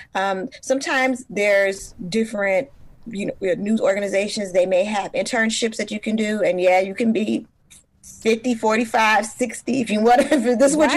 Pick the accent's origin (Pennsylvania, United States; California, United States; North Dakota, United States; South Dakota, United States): California, United States; Oakland; Born and raised in East Oakland.